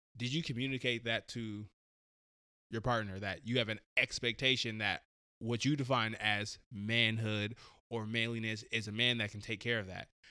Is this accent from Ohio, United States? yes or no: no; Portland, Oregon, United States; born and raised Portland, Oregon. Um, I'm a Portland native.